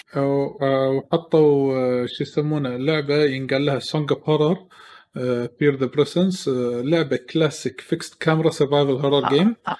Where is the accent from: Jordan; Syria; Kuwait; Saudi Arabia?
Kuwait; عندنا بالكويت